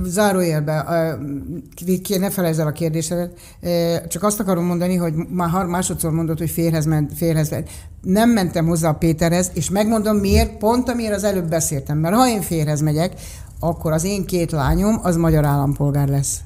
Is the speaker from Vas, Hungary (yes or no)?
no; Budapest, Hungary; én igazából Magyarországon születtem, a szüleim érkeztek ide, a születésünk előtt